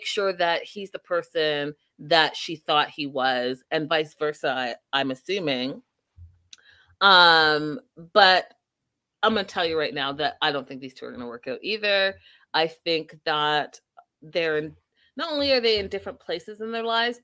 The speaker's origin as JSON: {"language": "English", "country": "Canada", "said": "I'm from Canada"}